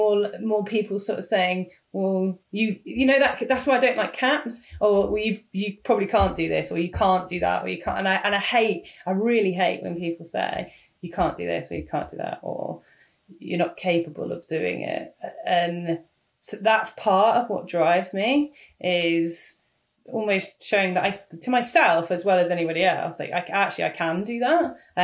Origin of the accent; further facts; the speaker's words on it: United Kingdom; No one wants that. We're British.